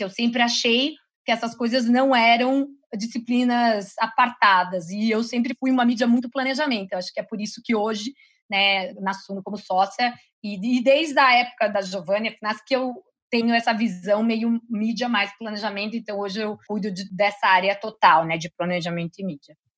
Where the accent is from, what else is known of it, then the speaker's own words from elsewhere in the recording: interior of São Paulo, Brazil; moved away; eu sou do interior de São Paulo, então essa área né, é de uma cidade pequena